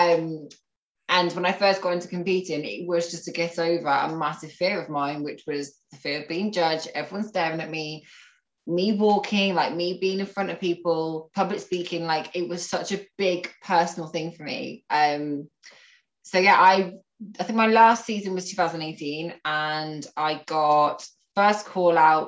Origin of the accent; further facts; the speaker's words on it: Northampton, East Midlands, United Kingdom; also born or lived in Nottingham / Malaysia / Manchester; I'm from Northampton. I've pretty much spent all my life here.